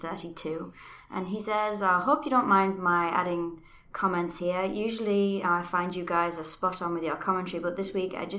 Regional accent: New York, United States; when I was growing up on Long Island in New York

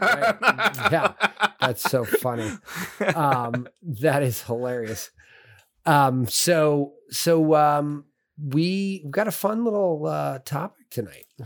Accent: California, United States; moved away; I grew up in California

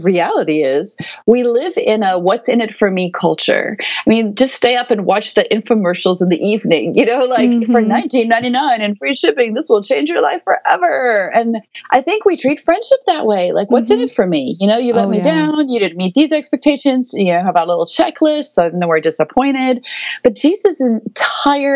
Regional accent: South Africa; moved away as an adult; now in United States; I will always be South African. My whole family is there still. We're not a missionary family. We're South African.

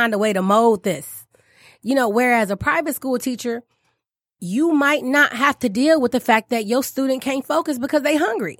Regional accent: Detroit, Michigan, United States; I was born and raised, I grew up in Detroit.

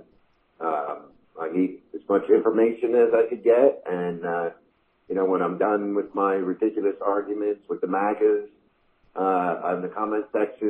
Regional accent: Kannapolis, North Carolina, United States; I mentioned I was from Kannapolis

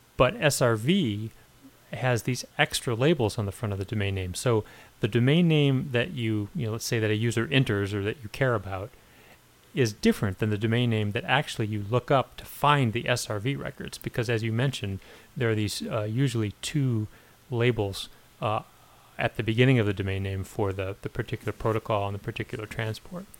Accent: northern Illinois, United States; moved away; my hometown in northern Illinois

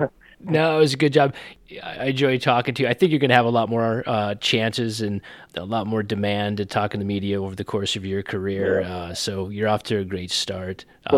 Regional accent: Decatur, Georgia, United States; the best damn rock band from my hometown of Decatur, Georgia

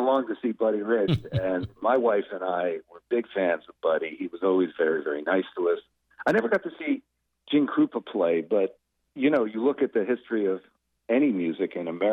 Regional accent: New Jersey, United States; as Jersey musicians

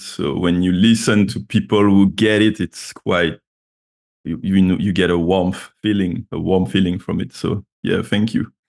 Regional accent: Martinique; moved away as an adult; also born or lived in Paris, France / Edinburgh, United Kingdom / Baltimore, United States; now in London, United Kingdom; I'm from Martinique, which is a French Caribbean island. Um, so yeah, I was raised down there. I left when I was 18

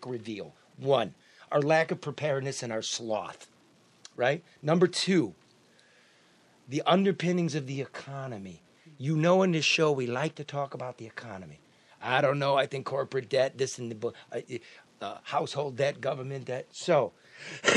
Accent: Midwest, United States; we in the Midwest

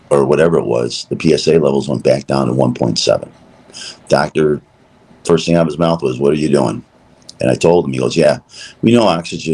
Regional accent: Chicago, Illinois, United States; We're from Chicago

